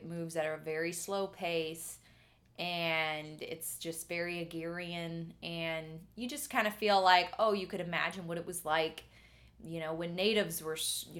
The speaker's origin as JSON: {"language": "English", "country": "Canada", "tie": "born or raised there", "moved": "yes", "said": "growing up in Canada"}